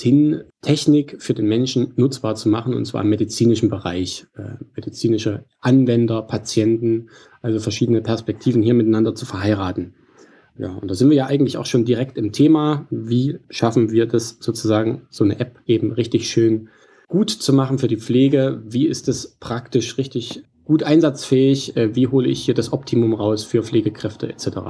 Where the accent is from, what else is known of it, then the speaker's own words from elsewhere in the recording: Central Germany, Germany; also born or lived in Leipzig, Saxony; Ursprünglich auch äh, stamme ich aus, aus der Region, nicht direkt Leipzig, aber Mitteldeutschland.